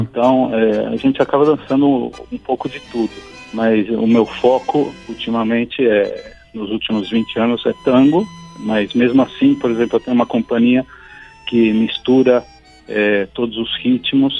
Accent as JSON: {"language": "Portuguese", "region": "São Paulo", "country": "Brazil", "tie": "born or raised there", "said": "Eu nasci em São Paulo"}